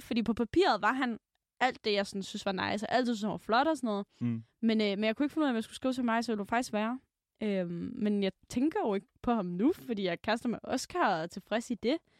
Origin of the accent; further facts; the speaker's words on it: Aalborg, North Denmark Region, Denmark; moved away; Så var jeg hjemme i Aalborg